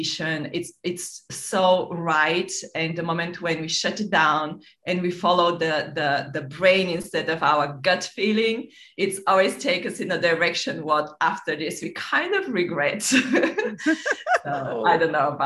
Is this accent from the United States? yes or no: no; Bulgaria; moved away as an adult; also born or lived in London / Monaco / Nice; I grew up in Bulgaria.